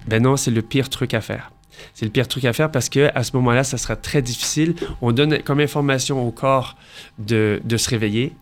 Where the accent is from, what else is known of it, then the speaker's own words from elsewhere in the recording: Montreal, Quebec, Canada; moved away as an adult; now in Paris, France; je viens de Montréal. Donc, j'ai fait toute ma vie euh, à Montréal.